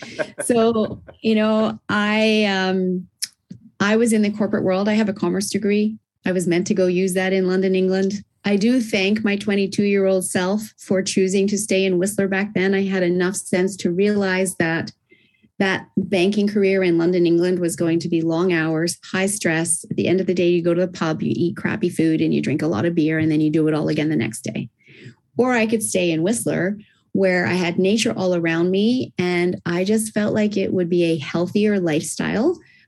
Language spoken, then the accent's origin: English; Japan; also born or lived in Australia; Originally, I'm Australian, and I was raised in Japan, as I said, which is why I don't have the Aussie accent.